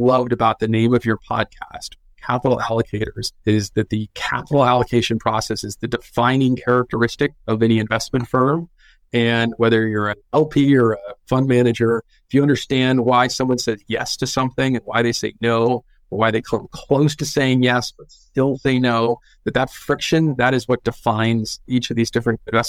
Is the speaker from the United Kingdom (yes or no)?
no; Northern California, United States; growing up in Northern California is being spoiled with all these things to do outside all year round